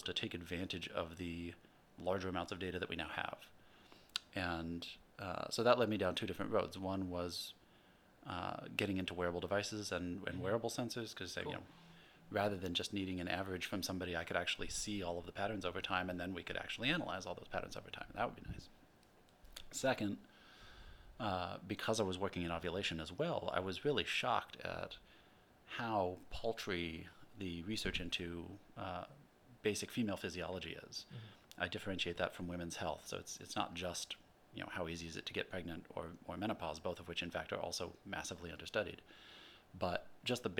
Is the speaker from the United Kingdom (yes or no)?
no; Urbana, Illinois, United States; also born or lived in Seattle, Washington / Berkeley, California; now in San Diego, United States; I grew up in the Midwest in Urbana-Champaign in central Illinois